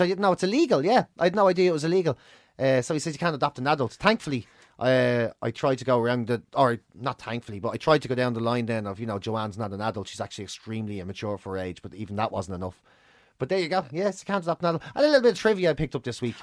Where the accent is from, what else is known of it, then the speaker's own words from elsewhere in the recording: Ireland; being Irish